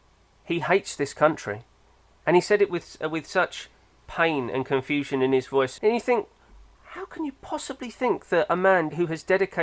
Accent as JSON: {"language": "English", "country": "Germany", "said": "even though I identify as European and German, I am British in the way that I don't want to be rude to people."}